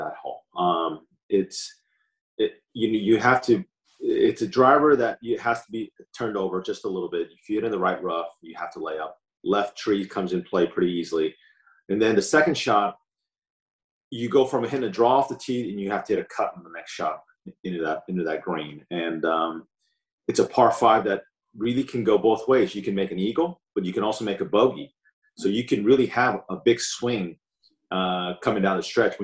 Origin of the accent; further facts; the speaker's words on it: Southern California, United States; there's a lot of golf courses, that I grew up on.